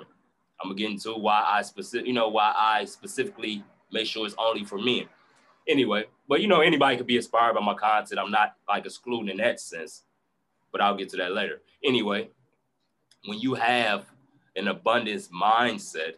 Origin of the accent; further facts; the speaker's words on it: Chicago, Illinois, United States; moved away; also born or lived in Indianapolis; So I come from Chicago, South Side. It's a rough area